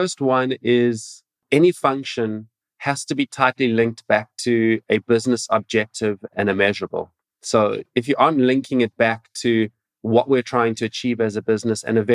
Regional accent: Cape Town, Western Cape, South Africa; I'm coming from South Africa, Cape Town. It's my home

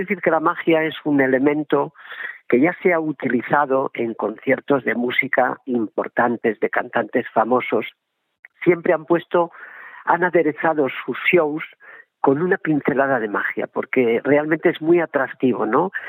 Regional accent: Salvatierra, Basque Country, Spain; moved away; yo he nacido eh, soy de Salvatierra de Álava no aunque no vivo allí

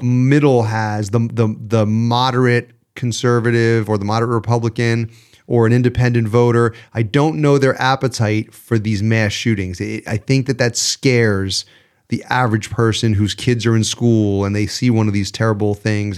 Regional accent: New York, United States; As a New Yorker

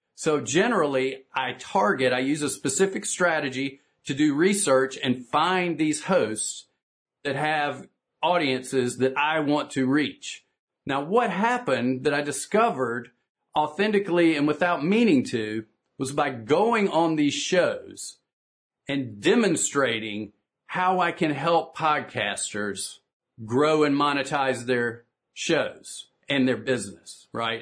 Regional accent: the South, United States; I'm from the South here in the United States where we tend to speak one minute sentences

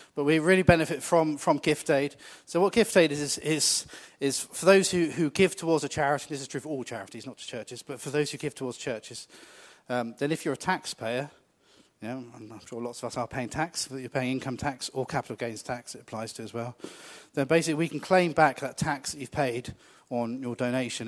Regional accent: United Kingdom; we're really British about these things

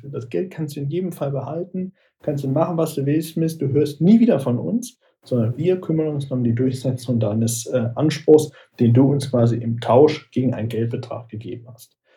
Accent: Aachen, North Rhine-Westphalia, Germany; also born or lived in Düsseldorf; Tatsächlich bin ich gebürtiger Düsseldorfer, aber ich will mich schon als gebürtigen Rheinländer bezeichnen. Ursprünglich komme ich aus Aachen, liegt zwar nicht am Rhein, aber der Aachener fühlt sich schon als Rheinländer eher.

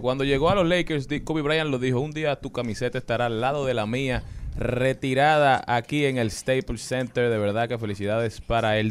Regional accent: Dominican Republic; nosotros podemos ser de cualquiera

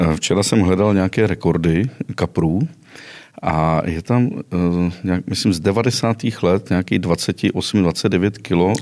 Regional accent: western Bohemia, Karlovy Vary Region, Czechia; moved away; Já jsem původem ze západních Čech

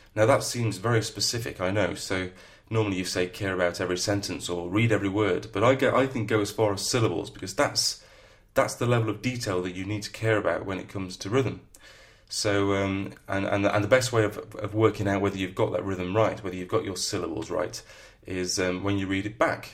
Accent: the north of England, United Kingdom; accent: northern; my northern accent

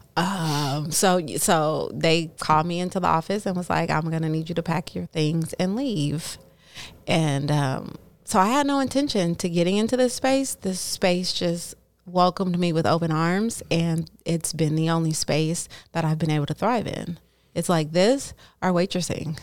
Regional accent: Oakland, California, United States; also born or lived in Hayward, California / Los Angeles, California; Born and raised in Oakland

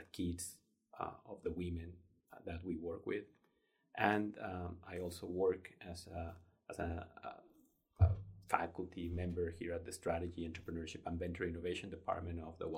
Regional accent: Mexico; moved away as an adult; also born or lived in Denver, United States; now in Arkansas, United States; I grew up in Mexico. I came to the U.S. back in 1996 to pursue my graduate studies

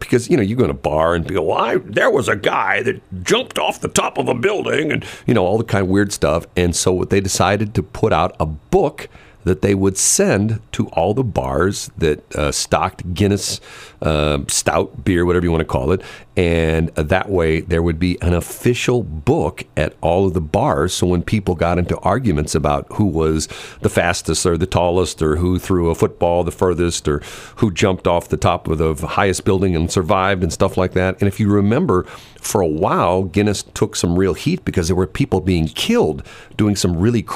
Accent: North County, Missouri, United States; I grew up in North County

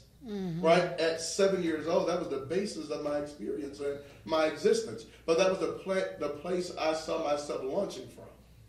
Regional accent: New Orleans, Louisiana, United States; So when people always say, well, you don't sound like you from New Orleans, I know I sound like I'm from New York, right?

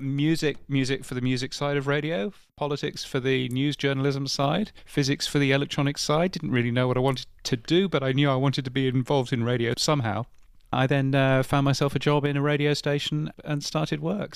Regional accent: United Kingdom; I'm, I'm a Brit, as you can tell from my ridiculously aloof accent.

